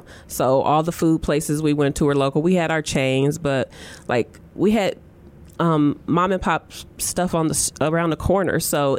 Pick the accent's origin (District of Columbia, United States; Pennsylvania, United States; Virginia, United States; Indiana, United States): Indiana, United States; East Chicago; I grew up in East Chicago, Indiana, which is Northwest Indiana.